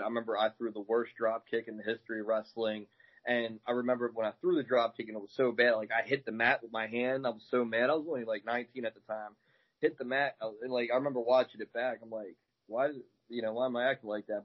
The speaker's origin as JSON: {"language": "English", "town": "Baltimore", "region": "Maryland", "country": "United States", "lives_now": "Glen Burnie, United States", "said": "I'm in uh, Glen Burnie right now. I'm from Baltimore"}